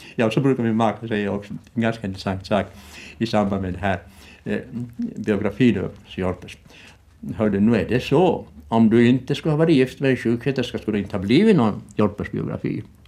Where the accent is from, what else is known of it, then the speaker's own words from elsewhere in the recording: Ostrobothnia, Finland; moved away as an adult; also born or lived in Vårdö, Åland; now in Kökar, Finland; en bondpojke från Österbotten, rena eh, torra bondlandet